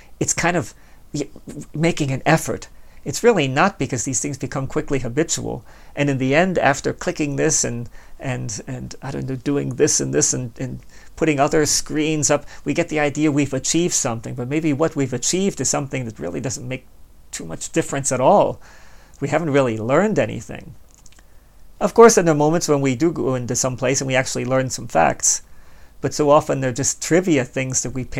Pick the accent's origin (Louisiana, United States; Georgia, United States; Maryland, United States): Maryland, United States; Baltimore; moved away as an adult; also born or lived in Hanover, Pennsylvania; I was born and raised in Baltimore